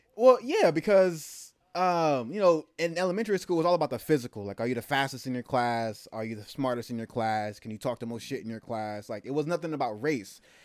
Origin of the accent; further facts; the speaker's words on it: the Bay Area, California, United States; also born or lived in Germany; I'm from the Bay